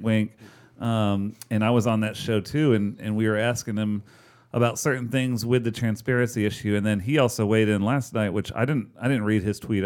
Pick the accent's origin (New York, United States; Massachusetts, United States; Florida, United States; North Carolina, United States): North Carolina, United States; Charlotte; I grew up in Northeast Charlotte